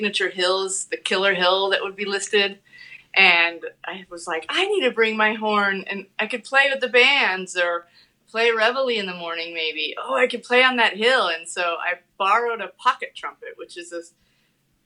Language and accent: English; Shelby, Iowa, United States; moved away as an adult; also born or lived in New York City; Shelby, Iowa, Southwest Iowa